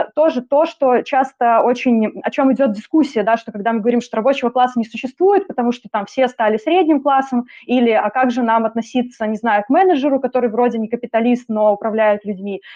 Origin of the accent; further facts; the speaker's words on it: Belarus; moved away; also born or lived in Minsk; опыт и контекст у меня белорусский